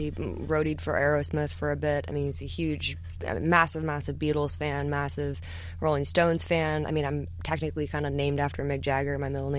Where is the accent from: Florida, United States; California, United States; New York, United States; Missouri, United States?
Missouri, United States; St. Louis; because I was born in St. Louis